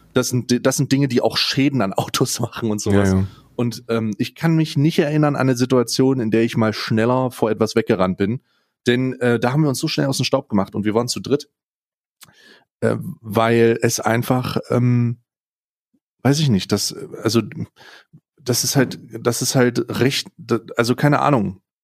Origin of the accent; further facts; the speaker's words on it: Saxony, Germany; selber als gebürtiger Sachse tatsächlich, ja, also ich, ich, ich bin in Sachsen geboren